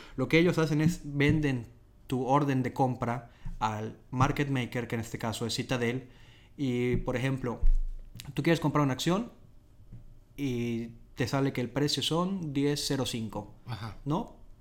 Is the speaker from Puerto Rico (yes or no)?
no; Mérida, Yucatán, Mexico; moved away as an adult; now in Dublin, Ireland; Yo soy este, de Mérida, de Yucatán, en México. Y bueno, aquí vine a Dublín hace ya que son año y medio casi